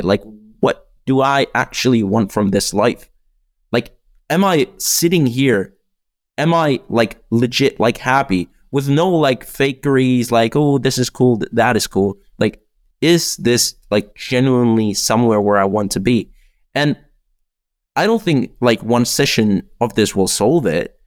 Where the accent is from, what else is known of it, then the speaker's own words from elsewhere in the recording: Czechia; also born or lived in United Kingdom; in the Czech Republic, we have like this weird system where you can do eight years of high school.